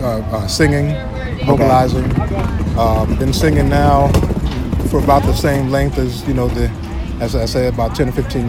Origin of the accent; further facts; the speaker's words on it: Chicago, Illinois, United States; moved away as an adult; now in Atlanta, United States; Chicago, Illinois.